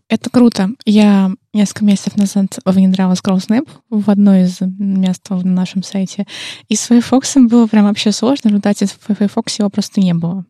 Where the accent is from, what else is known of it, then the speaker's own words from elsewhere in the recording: Saint Petersburg, Russia; мы же из Питера